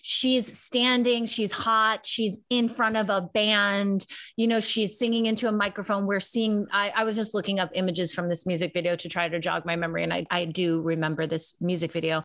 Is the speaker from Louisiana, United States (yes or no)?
no; Chicago, Illinois, United States; I'm from Chicago